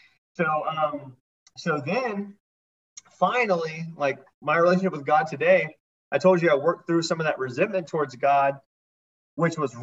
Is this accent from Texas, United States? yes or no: yes; Texas, United States; now in Dallas, United States; I grew up Christian in Texas